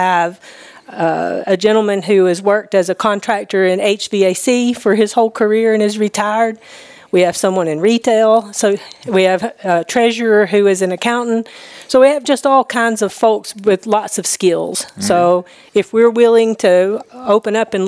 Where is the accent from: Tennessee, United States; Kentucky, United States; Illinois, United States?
Tennessee, United States; Loretto; moved away as an adult; also born or lived in Nashville, Tennessee; I grew up in Tennessee, but in Middle Tennessee in Lawrence County down in Loretto